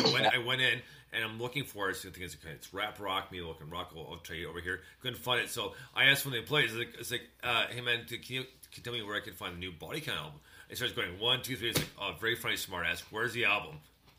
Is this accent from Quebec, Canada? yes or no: yes; Montreal, Quebec, Canada; my grandparents used to live in Port Credit, Mississauga, and we used to visit them quite often because we grew up in Montreal.